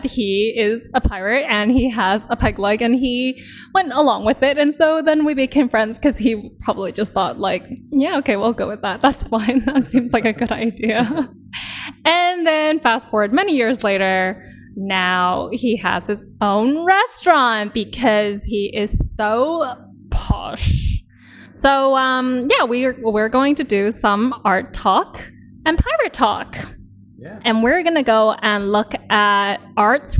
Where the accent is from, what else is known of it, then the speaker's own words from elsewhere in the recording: West Coast, Canada; because we're both Canadians. But I grew up in the West Coast